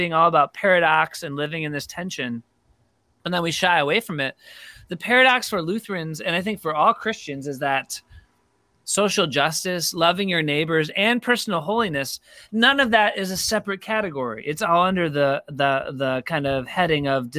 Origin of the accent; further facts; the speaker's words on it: Rochester, New York, United States; moved away as an adult; also born or lived in Durham, North Carolina / Denver, Colorado; I'm from Rochester, New York originally, back in the day. So was grateful to be able to come back here